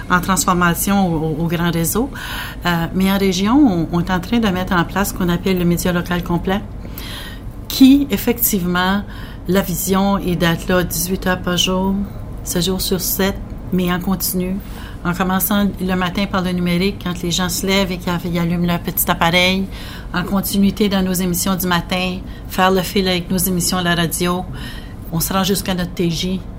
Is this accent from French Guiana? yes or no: no; northwest New Brunswick, Canada; je viens du nord. je viens du nord-ouest du Nouveau-Brunswick.